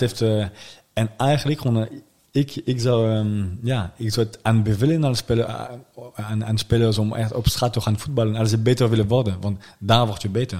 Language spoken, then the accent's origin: Dutch; suburbs of Paris, Île-de-France, France; Dutch is a second language; now in The Hague, Netherlands; In de buitenwijken van, uh, van Parijs. Daar kom ik vandaan